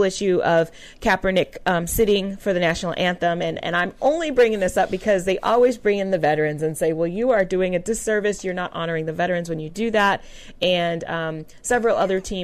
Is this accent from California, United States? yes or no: yes; California, United States; I'm from California.